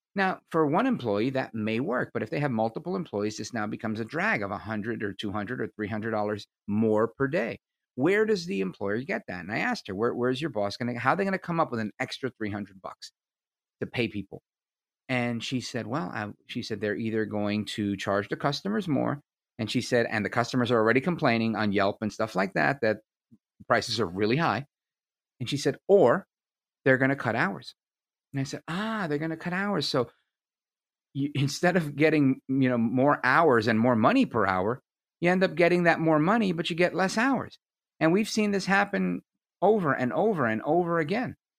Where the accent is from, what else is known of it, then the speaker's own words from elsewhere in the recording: United States; I'm an American